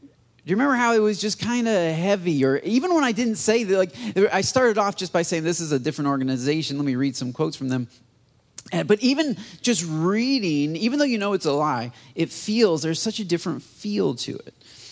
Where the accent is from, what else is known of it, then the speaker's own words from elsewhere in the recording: United States; for me as an American pastor